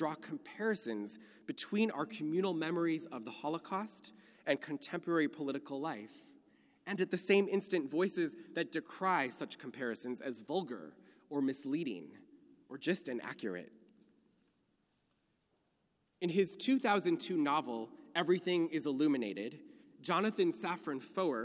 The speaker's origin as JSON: {"language": "English", "region": "Minnesota", "country": "United States", "tie": "born or raised there", "moved": "yes", "lives_now": "California, United States", "said": "I come to you from Minnesota, a place the local Jews call the land of the frozen chosen"}